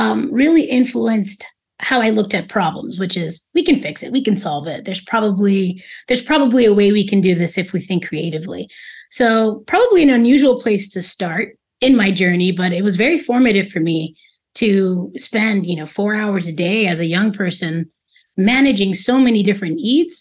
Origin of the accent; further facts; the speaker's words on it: New York City, New York, United States; moved away as an adult; now in Dominican Republic; I'm definitely a New Yorker, and New York is such a multi-hyphenate place. I'm born and raised in Queens